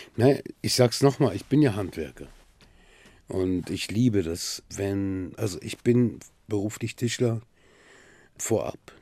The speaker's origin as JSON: {"language": "German", "region": "Bremen", "country": "Germany", "tie": "born or raised there", "also_born_or_lived": "Silifke, Mersin, Turkey", "lives_now": "Berlin, Germany", "said": "Ich bin in Bremen aufgewachsen"}